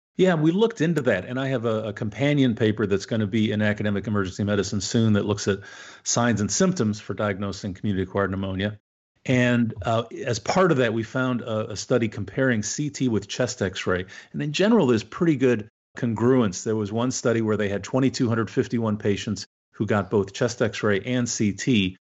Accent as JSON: {"language": "English", "country": "Canada", "moved": "yes", "lives_now": "United States", "said": "I'm Canadian originally, so I, I'd like to think it's better in my homeland."}